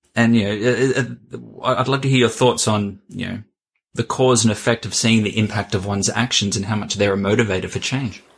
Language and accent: English; Australia; I'm Australian